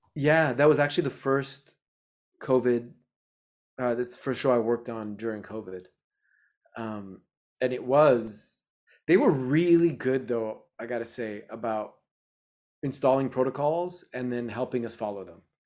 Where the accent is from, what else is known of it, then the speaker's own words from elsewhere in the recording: Montreal, Quebec, Canada; I grew up in Montreal, Canada